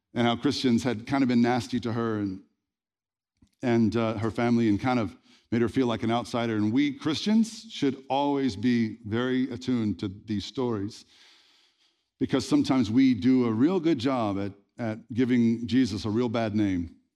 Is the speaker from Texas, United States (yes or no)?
yes; Red Lick, Texas, United States; I was born in Red Lick, Texas